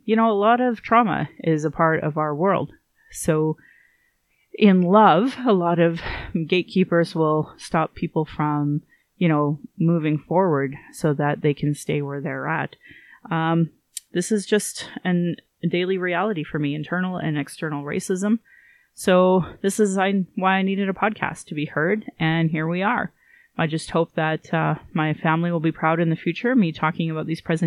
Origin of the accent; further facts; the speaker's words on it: Calgary, Alberta, Canada; I was born in Calgary